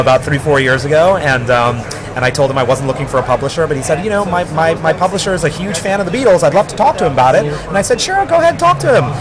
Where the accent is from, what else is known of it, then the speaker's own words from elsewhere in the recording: New York City, New York, United States; growing up in New York City, a first generation uh, young man of Indian, first generation American of Indian origin, parents from Guyana, South America